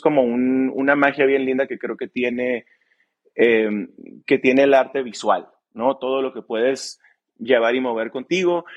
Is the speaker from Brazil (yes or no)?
no; Mexicali, Baja California, Mexico; somos de Mexicali los tres